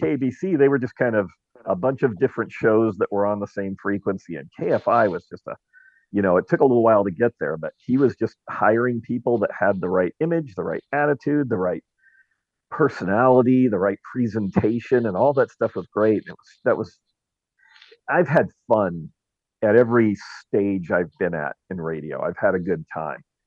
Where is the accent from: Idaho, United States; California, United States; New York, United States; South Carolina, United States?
California, United States; Orange County; now in Dallas, United States; I'm from Orange County, California, the land of uh, Disneyland and Knott's Berry Farm. So I grew up in the shadow